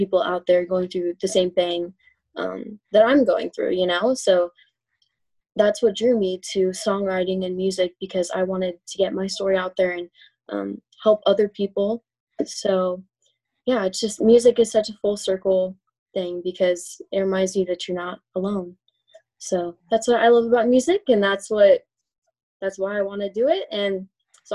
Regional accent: Southern California, United States; I'm from Southern California

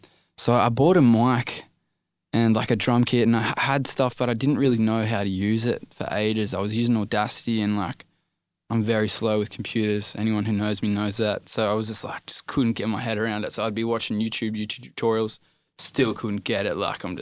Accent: Ballina, New South Wales, Australia; born there; also born or lived in Inverell / Parkes / Dubbo / Mudgee; Nah, so I moved around heaps, bro. I was born in Ballina, then we moved to Inverell, then Parks, then Dubbo, then Mudgee, then I left school, then I lived in Wollongong, Then Maitland, then Musselbrook

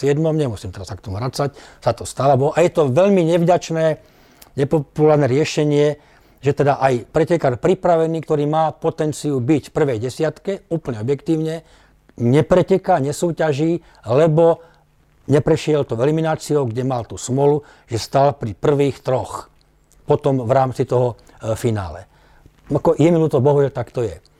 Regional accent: Slovakia; bol som prvý Slovák teda e, v tom čase, ktorý dostal túto ponuku

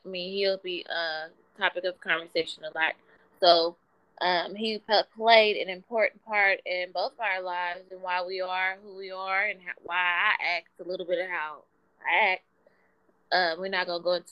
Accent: Wichita, Kansas, United States; also born or lived in Atlanta, Georgia; growing up in Wichita

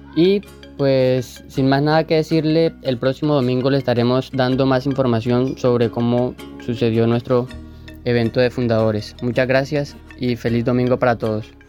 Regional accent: Bonda, Magdalena, Colombia; soy de la zona de Bonda

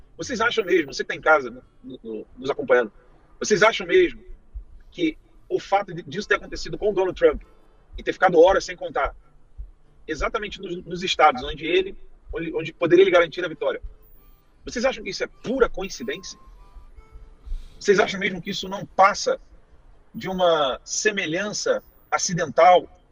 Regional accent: Brazil; Não sou americano, sou brasileiro

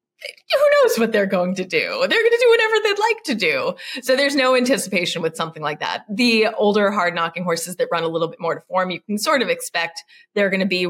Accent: Lowell, Massachusetts, United States; I grew up in Lowell, kind of a city.

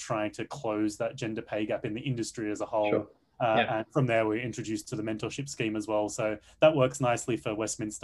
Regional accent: Australia; moved away as an adult; also born or lived in Sydney; I'm an Australian expat working at Concentric's Tiger Spike

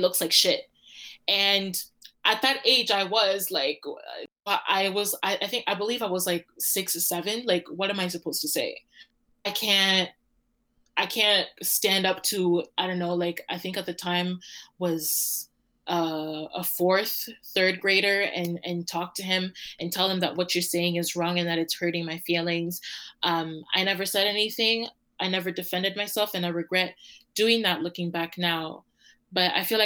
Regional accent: Toronto, Ontario, Canada; I was born and raised in Toronto for 9 years.

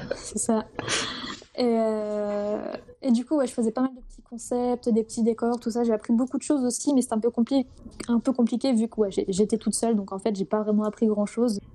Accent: Brittany, France; je suis une petite Bretonne du fin fond de la Bretagne, du Morbihan

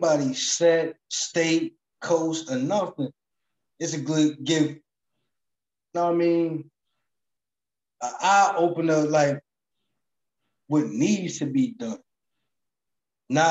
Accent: Jersey City, New Jersey, United States; I'm from Jersey City, state of New Jersey

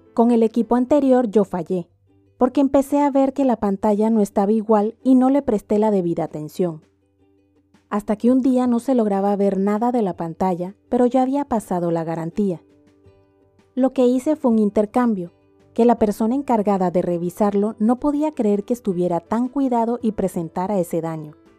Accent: Panama; mi país, que es Panamá

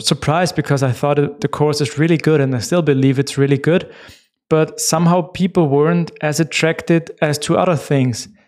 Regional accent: Austria; first language German; English is a second language; I'm from Austria

